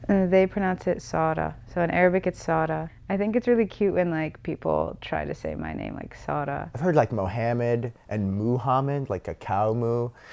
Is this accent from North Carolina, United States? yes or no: yes; North Carolina, United States; I'm from North Carolina